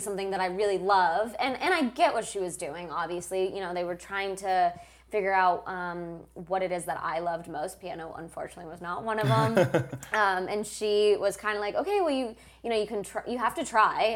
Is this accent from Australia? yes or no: no; Moscow, Russia; moved away; I was born in Moscow